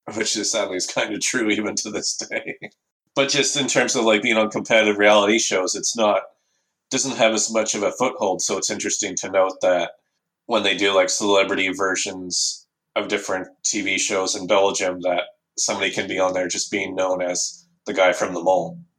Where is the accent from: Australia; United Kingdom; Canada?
Canada; I'm from Canada